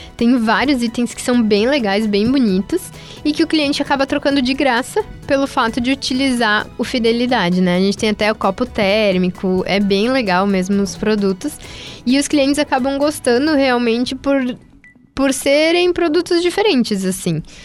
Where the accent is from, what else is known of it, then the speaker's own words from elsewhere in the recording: Teutônia, Rio Grande do Sul, Brazil; moved away as an adult; now in Santa Maria, Brazil; eu sou de Teutônia e eu vim para Santa Maria para trazer o Quero Café para cá